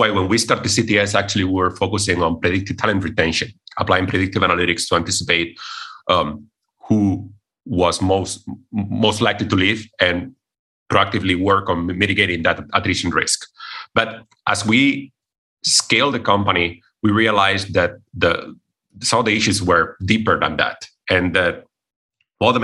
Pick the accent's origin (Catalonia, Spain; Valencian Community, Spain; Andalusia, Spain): Andalusia, Spain; Cordoba; moved away as an adult; also born or lived in Bratislava, Slovakia; I come originally from Spain, from a city in the south of Spain called Cordoba